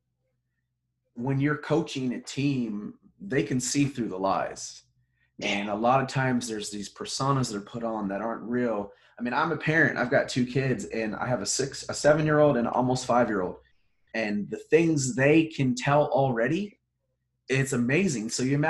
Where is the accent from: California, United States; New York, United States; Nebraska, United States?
California, United States; Southern; I grew up in Southern California. I'm a Trojan fan.